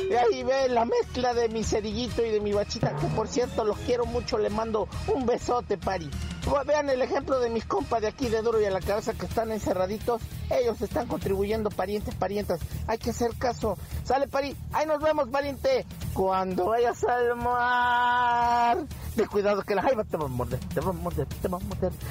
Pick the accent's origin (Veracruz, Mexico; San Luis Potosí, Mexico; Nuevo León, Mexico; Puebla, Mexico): Puebla, Mexico; Tehuacán; arena de esta de la blanca finita como aquí en mi tierra, San ah. Tehuacán, Puebla, pariente.